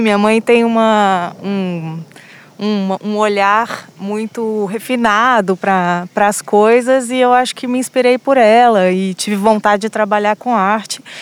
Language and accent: Portuguese; Belo Horizonte, Minas Gerais, Brazil; moved away as an adult; also born or lived in France; Eu sou de Belo Horizonte